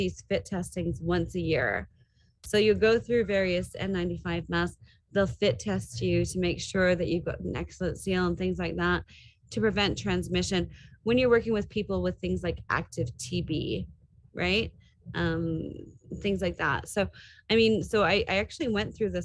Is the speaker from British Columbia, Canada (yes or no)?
no; Toronto, Ontario, Canada; I grew up in the Greater Toronto area.